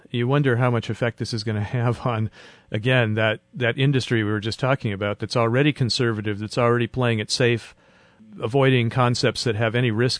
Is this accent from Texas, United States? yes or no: no; Arizona, United States; Well, we moved around a lot, but this was in Arizona.